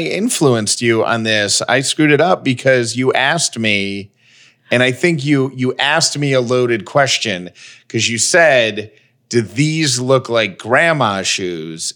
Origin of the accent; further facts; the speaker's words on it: Georgia, United States; born and raised in Georgia